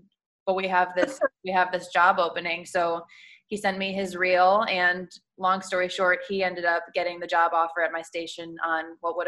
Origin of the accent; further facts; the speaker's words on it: Chicago, Illinois, United States; moved away as an adult; now in Sarasota, United States; I'm from Chicago.